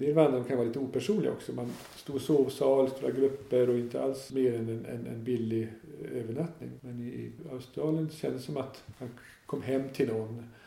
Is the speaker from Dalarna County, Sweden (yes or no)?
yes; Dalarna County, Sweden; now in Öland, Sweden; Jag är inte alls från Öland eller inte från Småland heller utan jag är från norra Dalarna